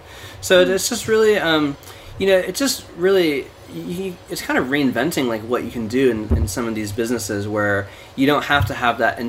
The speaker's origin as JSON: {"language": "English", "region": "East Coast", "country": "United States", "also_born_or_lived": "Portland", "moved": "yes", "lives_now": "New York, United States", "said": "my partner and I moved to New York, cause we're both from the East Coast originally"}